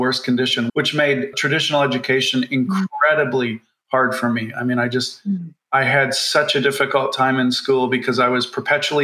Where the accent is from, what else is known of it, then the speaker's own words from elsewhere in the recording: Canada; I grew up in Canada in a town that was highly, highly unionized